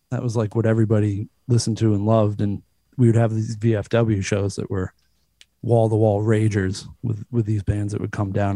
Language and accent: English; Cape Cod, Massachusetts, United States; I'm from like an hour south of here. I'm from the Cape